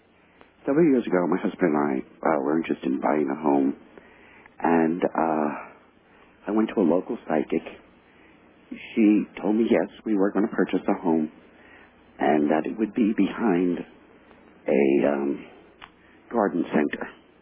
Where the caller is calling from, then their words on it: New Jersey, United States; I'm calling from New Jersey.